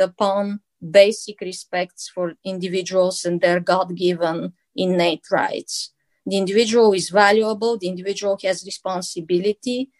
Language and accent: English; Bulgaria; now in United States; I grew up in Bulgaria and my experience is Bulgarian